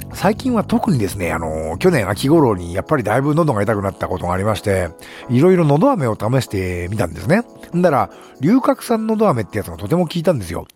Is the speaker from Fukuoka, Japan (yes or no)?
no; Nagano, Japan; 地元長野県